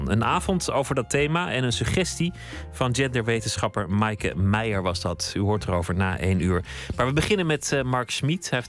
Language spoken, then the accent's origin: Dutch; Groningen, Netherlands; Ik ben in Groningen opgegroeid.